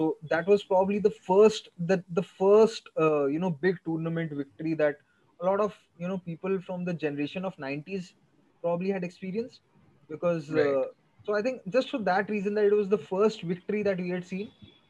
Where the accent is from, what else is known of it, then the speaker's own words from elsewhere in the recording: Delhi, India; I was from Delhi